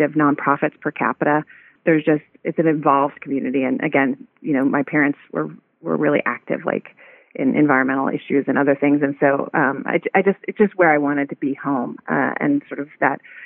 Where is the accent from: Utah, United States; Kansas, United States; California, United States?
California, United States; Santa Barbara; moved away as an adult; also born or lived in Washington, D.C.; when I was looking to get involved in public service in my hometown